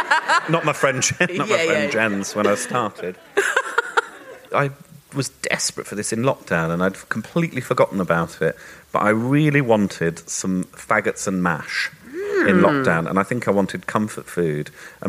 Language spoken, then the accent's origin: English; United Kingdom; But I am very British in my...